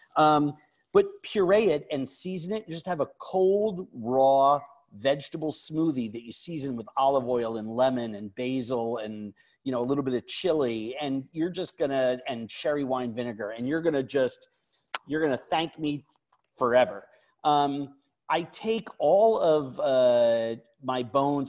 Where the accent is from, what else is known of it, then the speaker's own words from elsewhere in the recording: New York, United States; when I was younger growing up in New York